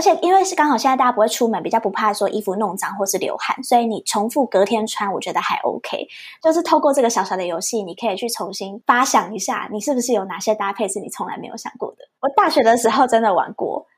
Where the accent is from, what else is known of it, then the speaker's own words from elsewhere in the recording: Taichung, Taiwan; 我来自台中，那我现在是一名整理师以及讲师